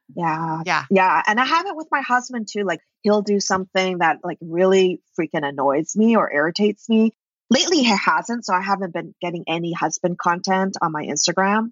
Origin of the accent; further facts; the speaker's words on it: Vancouver, British Columbia, Canada; moved away as an adult; also born or lived in New York; I'm actually from Vancouver, BC, in Canada. And I was like, okay, I'm moving to New York.